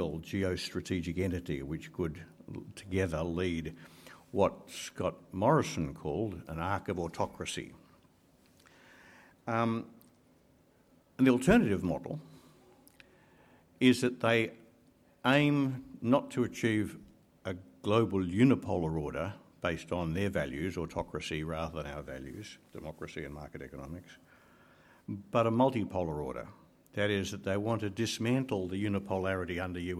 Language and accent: English; Canberra, Australian Capital Territory, Australia; I'm from Canberra